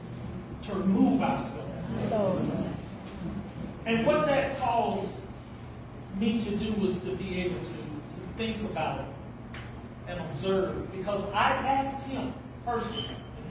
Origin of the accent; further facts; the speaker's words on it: Clanton, Alabama, United States; I grew up right here in Clinton. I grew up in the West End